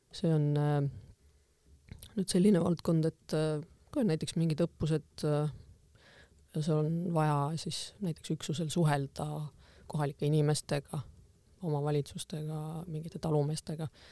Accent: Võru, Võru County, Estonia; moved away as an adult; kuna see on minu, minu kodukoht, siis ma tegelikult tahtsin ka koju tagasi, et Võrumaa ikkagi kuidagi kutsus, juured kutsusid tagasi

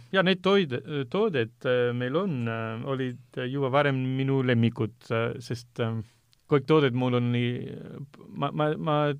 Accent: Almería, Andalusia, Spain; Estonian is a second language; now in Estonia; Lõuna-Hispaaniast, äh, kus mina olen pärit, Almeriat

